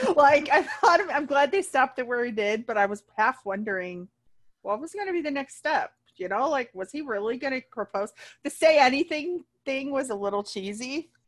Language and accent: English; Ohio, United States; moved away; back home where I grew up in Ohio